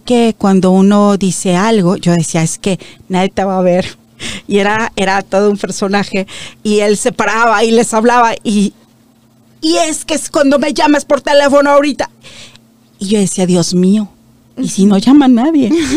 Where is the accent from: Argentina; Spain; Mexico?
Mexico; moved away as an adult; now in Toronto, Canada; yo soy de México